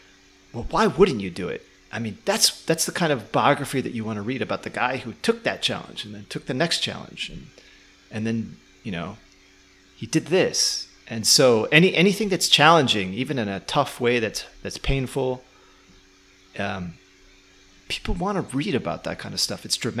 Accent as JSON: {"language": "English", "town": "Chicago", "region": "Illinois", "country": "United States", "said": "So if I say, yeah, I'm from Chicago and, you know, I was a truck driver before, that usually is enough."}